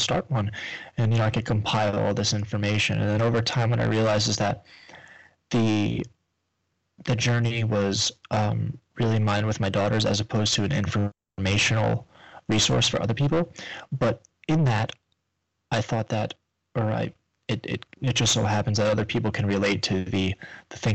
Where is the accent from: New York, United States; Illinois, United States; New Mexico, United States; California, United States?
New York, United States; moved away as an adult; now in Florida, United States; I'm from up north. I'm from New York